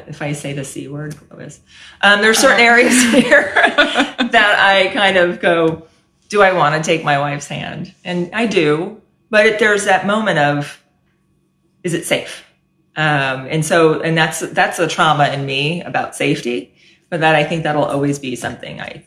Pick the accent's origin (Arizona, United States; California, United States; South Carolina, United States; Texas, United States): California, United States; San Mateo; moved away as an adult; also born or lived in Washington, District of Columbia, United States; now in Fresno, United States; So I was born and raised in San Mateo, California, apart from my 9.5 years in DC